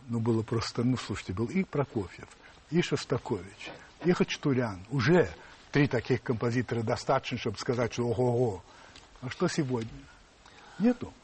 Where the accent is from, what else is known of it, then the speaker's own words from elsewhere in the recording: Russia; да, я из России